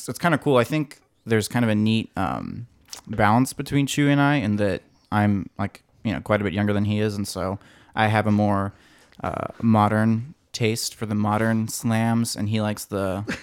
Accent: Colorado, United States; now in California, United States; Born and raised in Colorado.

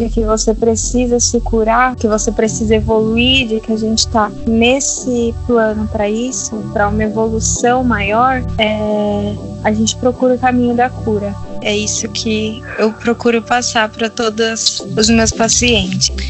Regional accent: Minas Gerais, Brazil; now in São Paulo, Brazil; sou mineira, morando em São Paulo

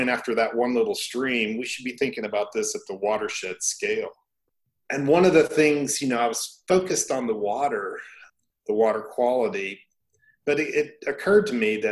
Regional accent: Kentucky, United States; I grew up in Kentucky and spent a lot of time in the woods

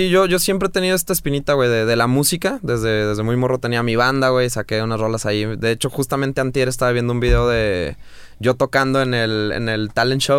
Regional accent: Guadalajara, Jalisco, Mexico; also born or lived in Bogotá, Colombia; Nací en Bogotá. Nací en Bogotá. Eh, pero a los seis y medio, siete años me vine a Guadalajara. Entonces, ah. prácticamente toda mi vida acá

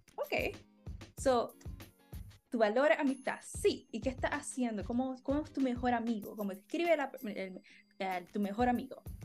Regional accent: Puerto Rico; como puertorriqueños

